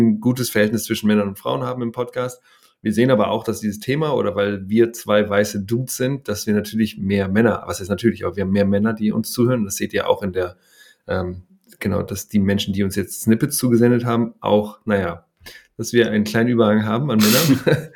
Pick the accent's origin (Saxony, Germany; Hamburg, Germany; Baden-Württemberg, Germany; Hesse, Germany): Hamburg, Germany; ich bin ja in Hamburg aufgewachsen